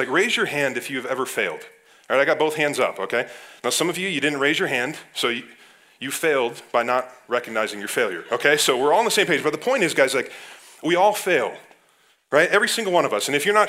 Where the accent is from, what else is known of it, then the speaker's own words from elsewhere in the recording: Ohio, United States; now in Wisconsin, United States; I grew up in Ohio